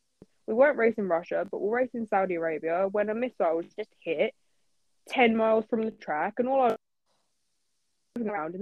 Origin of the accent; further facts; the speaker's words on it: United Kingdom; I'm a British person. I'm half Middle Eastern. I've always lived in the UK.